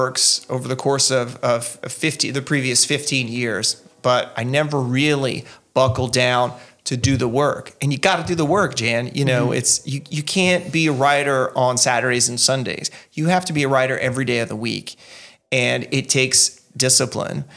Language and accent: English; Eunice, Louisiana, United States; moved away as an adult; also born or lived in Mongolia / Virginia; now in Belgium; my hometown